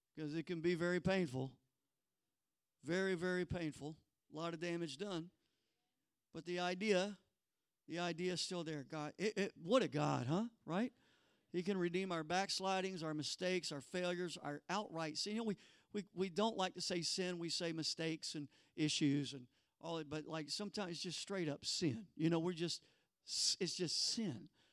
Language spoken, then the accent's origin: English; the Bible Belt in the South, United States; I was born in the Bible Belt in the South.